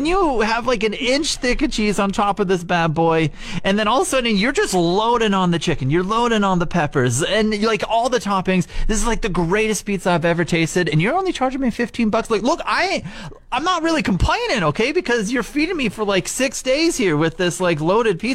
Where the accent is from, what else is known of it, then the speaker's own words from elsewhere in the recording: Regina, Saskatchewan, Canada; moved away as an adult; I grew up living in Regina for like 20 some odd years, okay? And then once I got into radio, I started moving away